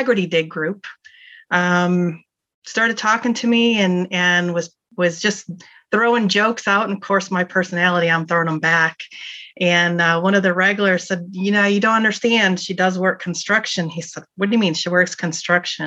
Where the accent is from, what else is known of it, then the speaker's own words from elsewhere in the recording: Michigan, United States; moved away; also born or lived in California; I was raised in Michigan. I wasn't born there. I was born in California, but I was raised in Michigan